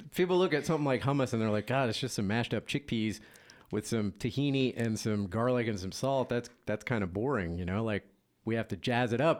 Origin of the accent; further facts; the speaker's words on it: Louisiana, United States; moved away; I'm originally from Louisiana